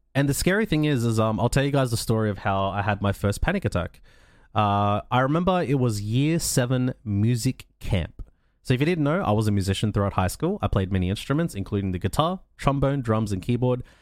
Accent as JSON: {"language": "English", "country": "Australia", "said": "I'm from Australia. I'm I live in a country where mental health care is available."}